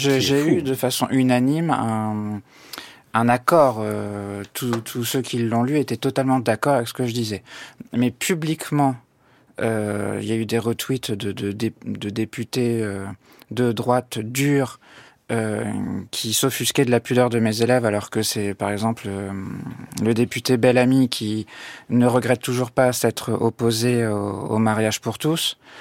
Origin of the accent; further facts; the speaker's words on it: Normandy, France; moved away; je suis né en Normandie, j'ai fait mes études en Normandie, euh, je viens de la campagne